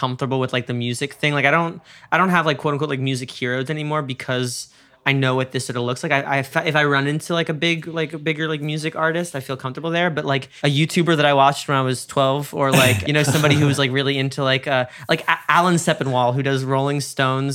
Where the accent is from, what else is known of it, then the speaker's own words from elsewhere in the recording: New York City, New York, United States; I'm a New Yorker